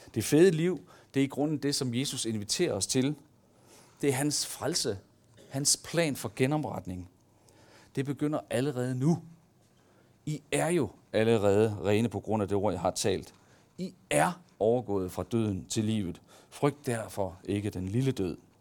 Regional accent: Denmark; der ligger i os som mennesker, og som danskere

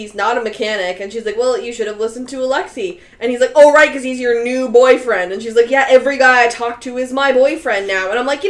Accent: Canada; I'm Canadian

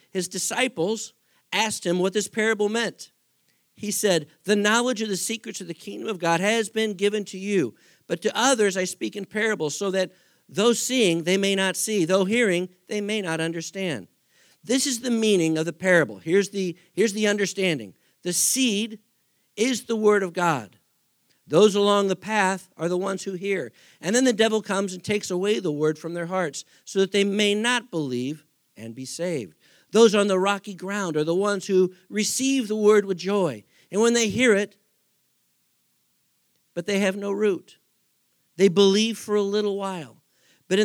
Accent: Texas, United States; born there; When I grew up out west for the most part. I was born in West Texas.

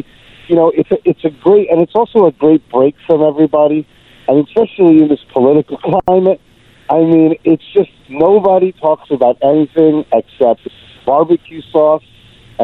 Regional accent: New York, United States; also born or lived in Cuba; being a New Yorker

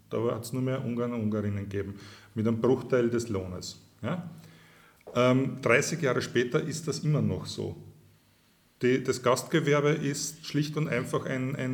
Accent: Burgenland, Austria; ich bin Burgenländer. Ich bin aufgewachsen direkt am Eisernen Vorhang.

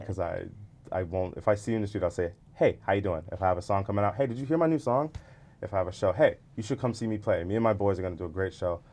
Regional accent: Atlanta, Georgia, United States; moved away as an adult; we're from Atlanta

